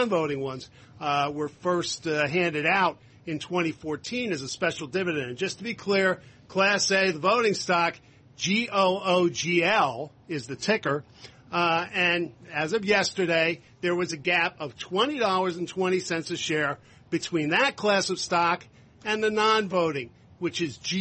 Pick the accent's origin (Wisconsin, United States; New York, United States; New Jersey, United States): New Jersey, United States; in my home state and yours, Carol, New Jersey